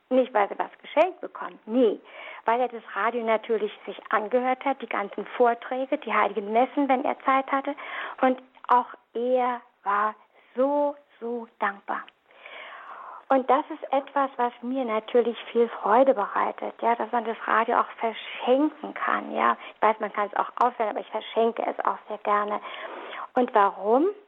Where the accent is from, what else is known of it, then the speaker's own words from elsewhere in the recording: Berlin, Germany; moved away; Ich komme aus der Diaspora, aus Berlin, vielleicht hört man das noch ein bisschen, hatte eine sehr, sehr fromme Mutter